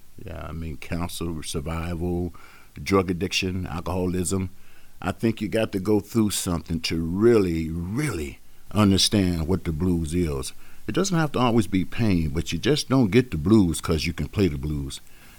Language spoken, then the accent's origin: English; Chicago, Illinois, United States; I was born and raised here in Chicago, on the west side of Chicago